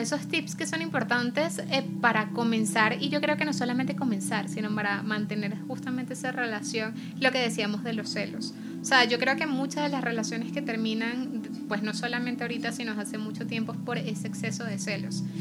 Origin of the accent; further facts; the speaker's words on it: Venezuela; nuestra realidad como venezolanos